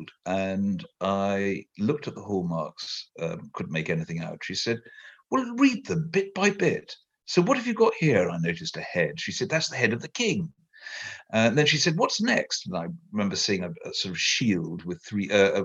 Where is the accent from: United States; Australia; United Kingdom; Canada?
United Kingdom; Merseyside, North West England; I was born in Merseyside, quite close to Liverpool